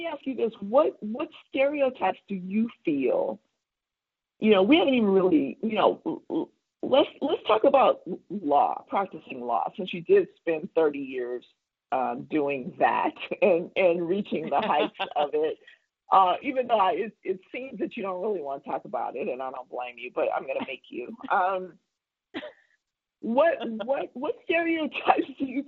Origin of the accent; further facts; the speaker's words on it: Compton, California, United States; also born or lived in Oklahoma; I'm from Oklahoma, and ended up, my parents were the only ones who left Oklahoma, and they were brilliant to do that, and we ended up in California when I was 7, so I'm pretty much a California girl